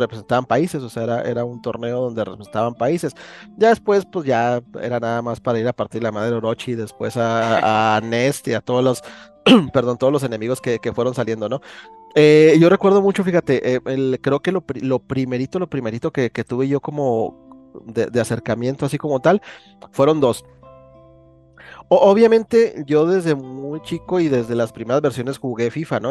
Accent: Chihuahua, Mexico; aquí del estado de Chihuahua, ¿no? De donde yo soy

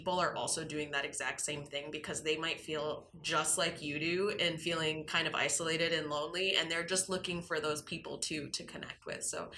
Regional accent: Grand Rapids, Michigan, United States; I grew up in Grand Rapids, and I still have quite a few friends from high school who I talk to on a regular basis.

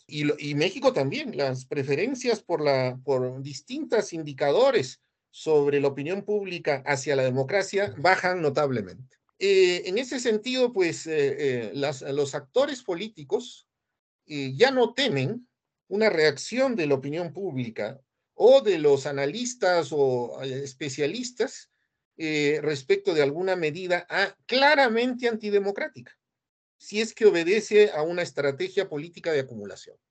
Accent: Peru; yo soy peruano

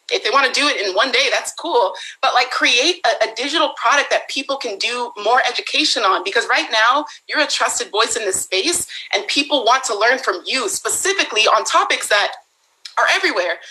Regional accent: Bay Area, California, United States; I was born and raised in the Bay Area

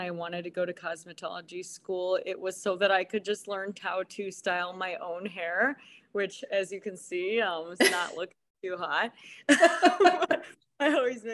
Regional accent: Chardon, Ohio, United States; I am from Chardon, Ohio

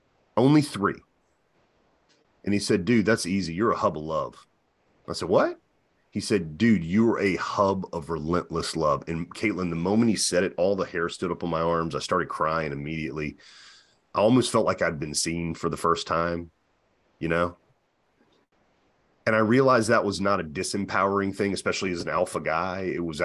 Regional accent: the South, United States; And I was raised in the Bible Belt, which is very fundamental.

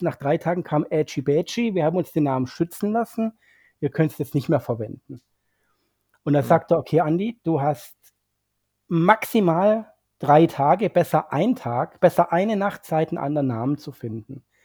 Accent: Swabia, Germany; als Schwabe

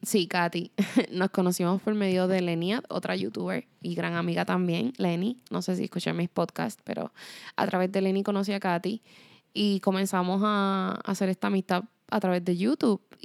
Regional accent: Puerto Rico; moved away as an adult; also born or lived in Spain; Yo me fui de Puerto Rico a mis 17 años y me fui para España

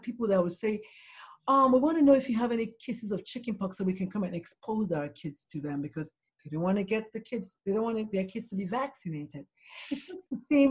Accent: Nigeria; now in Texas, United States; I grew up in Nigeria.

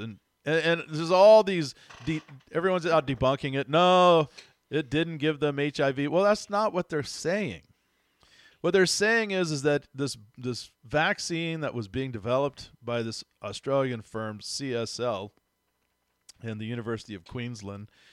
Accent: Texas, United States; I grew up down south in Texas

